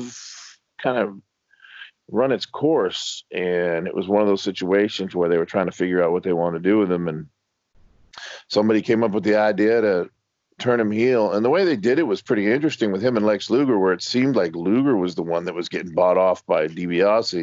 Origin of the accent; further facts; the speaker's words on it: Miami, Florida, United States; I grew up in Miami, Florida